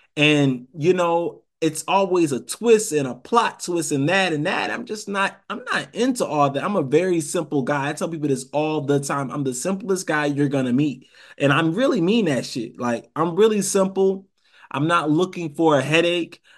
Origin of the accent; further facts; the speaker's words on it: Rochester, New York, United States; also born or lived in Savannah, Georgia; now in Atlanta, United States; I'm from Rochester, New York